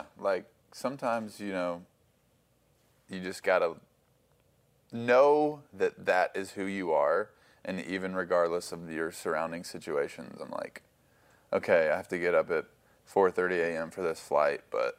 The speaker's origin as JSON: {"language": "English", "town": "Franklin", "region": "Tennessee", "country": "United States", "tie": "born or raised there", "said": "Like, because I grew up in Franklin, and so, like, it's like a, you know, Nashville's kind of a big city vibe going on."}